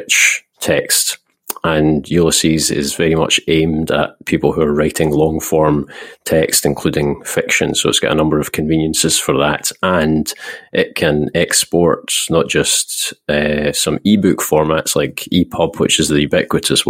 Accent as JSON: {"language": "English", "region": "Scotland", "country": "United Kingdom", "said": "I am Scottish"}